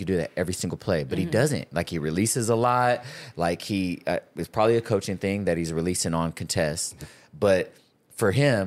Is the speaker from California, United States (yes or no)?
yes; Sacramento, California, United States; I'm born and raised in Sacramento